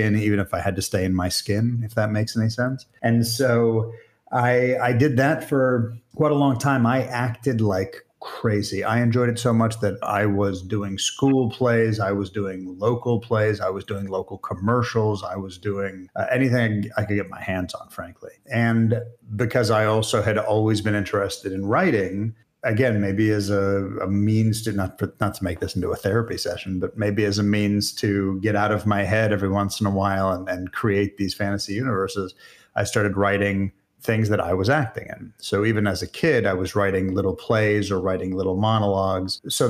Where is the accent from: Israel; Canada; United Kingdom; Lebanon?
Israel; also born or lived in United States; Funny thing is, I'm Israeli as well as American. And even in Israel, I have to pronounce at least half of my name.